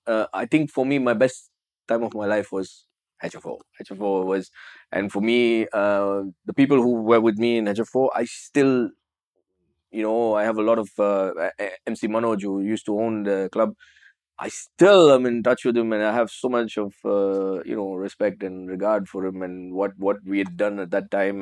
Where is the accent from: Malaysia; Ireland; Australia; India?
India; Chennai, Tamil Nadu; moved away; also born or lived in Dubai; I am from Chennai